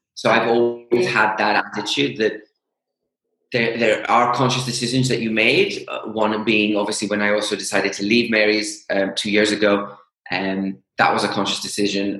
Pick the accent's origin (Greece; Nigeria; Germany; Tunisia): Greece; moved away as an adult; now in United Kingdom; grew up and went to um, high school um, in Greece